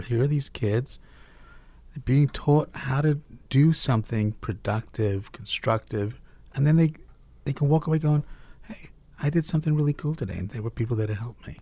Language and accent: English; Cape Town, Western Cape, South Africa; now in United States; I was born in Cape Town, South Africa